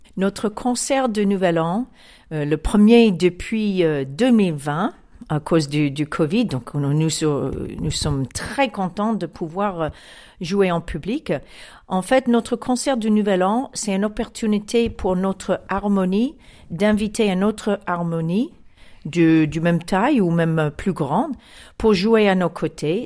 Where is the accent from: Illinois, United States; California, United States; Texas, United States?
Illinois, United States; Chicago; French is a second language; now in France; je viens de Chicago